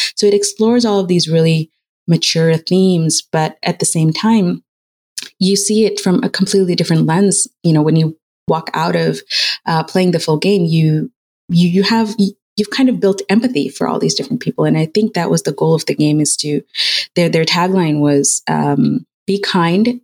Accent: United Arab Emirates; moved away as an adult; now in United States; my parents are Pakistani and I grew up in United Arab Emirates and I moved here when I was 18. So I moved to the US

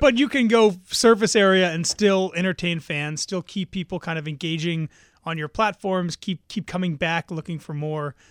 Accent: New Jersey, United States; I grew up in North Jersey

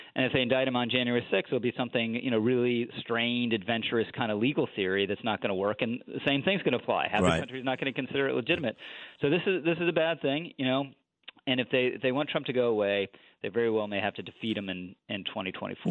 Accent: Washington, District of Columbia, United States; also born or lived in Manhattan, New York; now in New York, United States; I grew up in Washington D.C.

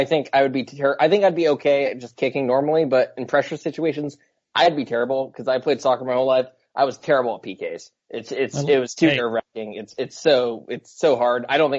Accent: Seattle, Washington, United States; I grew up in Seattle.

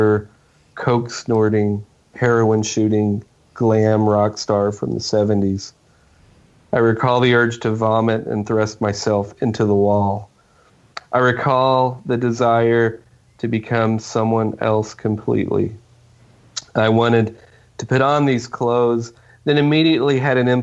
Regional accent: Oklahoma, United States; I grew up in Oklahoma, and I've stayed here my whole life.

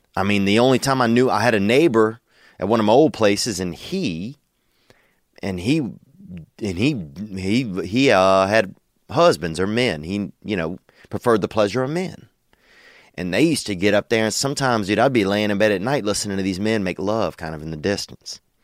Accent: Louisiana, United States; moved away as an adult; now in Los Angeles, United States; I love Louisiana. I love my home state

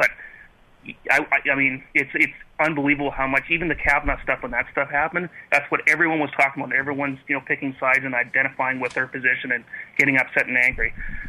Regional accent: Kelowna, British Columbia, Canada; I'm Canadian. I'm born and bred, and I still live in Kelowna, B.C., British Columbia.

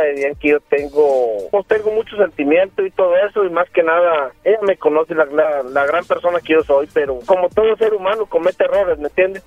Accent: Aguascalientes, Mexico; de donde yo vengo, de Aguascalientes

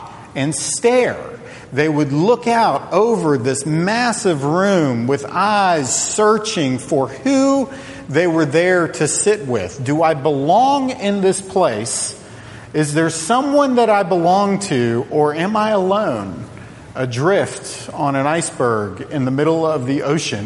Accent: Charlottesville, Virginia, United States; I grew up in Charlottesville, Virginia

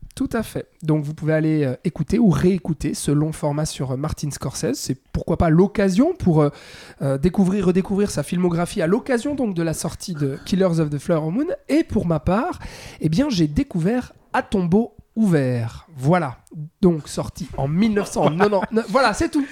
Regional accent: Switzerland; chez nous en Suisse

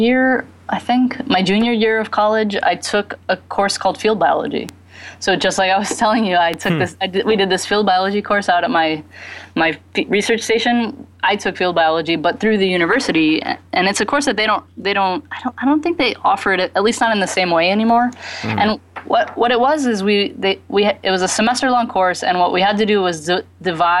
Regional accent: Texas, United States; moved away; also born or lived in Bahamas; I grew up in Texas

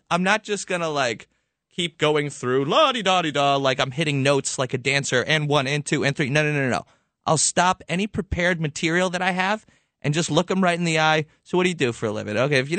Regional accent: Levittown, New York, United States; I grew up in Levittown in Long Island.

